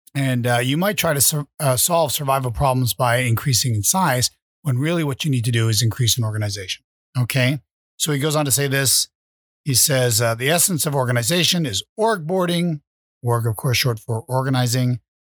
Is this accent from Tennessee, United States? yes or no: no; Vermont, United States; I was raised in Vermont